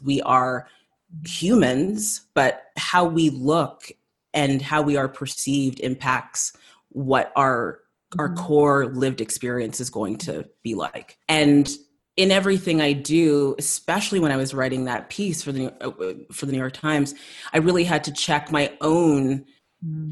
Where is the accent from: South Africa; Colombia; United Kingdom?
South Africa; moved away; growing up in South Africa, kind of leaving there shortly after apartheid